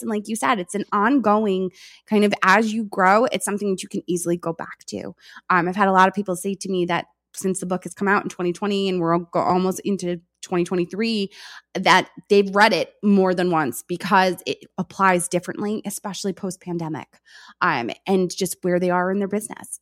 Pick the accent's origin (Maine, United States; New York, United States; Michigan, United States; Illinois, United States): New York, United States; I am from New York. I speak fast